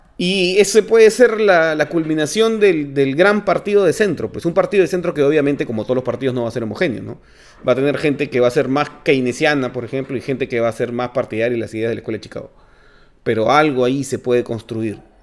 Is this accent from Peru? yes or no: yes; Peru; como peruanos